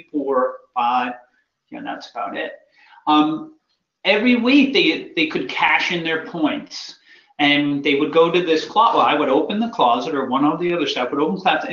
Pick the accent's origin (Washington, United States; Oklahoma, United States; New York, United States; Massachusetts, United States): Massachusetts, United States; I grew up in Massachusetts